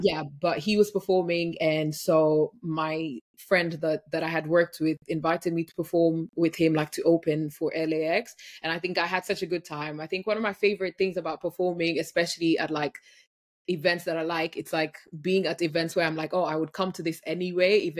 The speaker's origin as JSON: {"language": "English", "country": "Kenya", "tie": "born or raised there", "said": "I grew up in Kenya"}